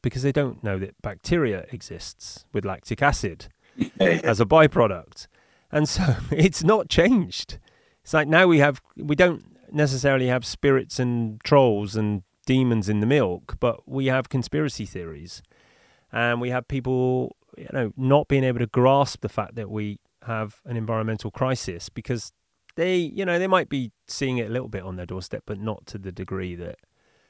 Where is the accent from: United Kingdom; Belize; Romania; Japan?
United Kingdom; Bristol, South West England; now in Bali, Indonesia; I'm flying in from Bali to the UK for it, back to my hometown of Bristol